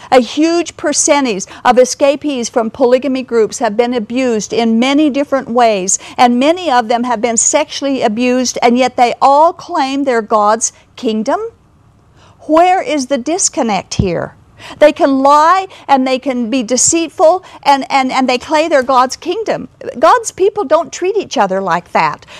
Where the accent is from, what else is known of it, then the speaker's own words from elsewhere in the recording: Kaysville, Utah, United States; I was raised in Davis County in Kaysville